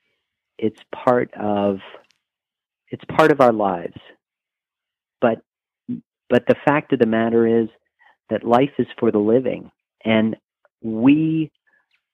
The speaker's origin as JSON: {"language": "English", "town": "New Orleans", "region": "Louisiana", "country": "United States", "moved": "yes", "said": "I'm originally from New Orleans"}